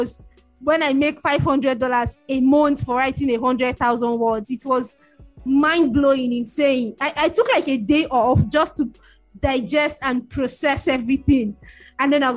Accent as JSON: {"language": "English", "region": "Lagos", "country": "Nigeria", "tie": "born or raised there", "said": "I grew up in Lagos, Nigeria, family of five kids and two parents"}